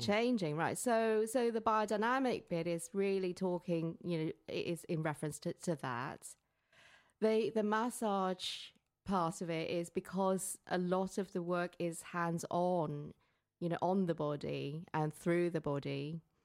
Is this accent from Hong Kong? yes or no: yes; Hong Kong; moved away; growing up in Hong Kong and having Chinese parents